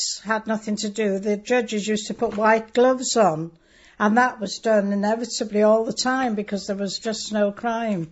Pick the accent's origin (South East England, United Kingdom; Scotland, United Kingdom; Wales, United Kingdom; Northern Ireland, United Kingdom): Wales, United Kingdom; first language Welsh; English is a second language; Yes, I was, yes. I couldn't speak English till I went to school when I was nearly five.